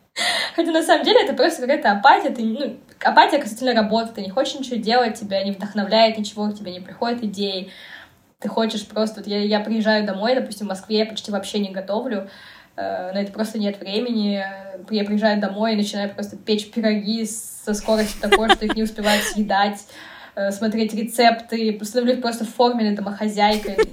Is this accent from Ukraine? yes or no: no; Kazakhstan; moved away as an adult; now in Moscow, Russia; Я из Казахстана